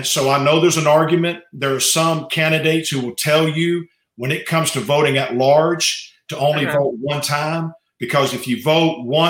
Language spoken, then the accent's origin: English; Beaumont, Texas, United States; I was born here in Beaumont, raised in this area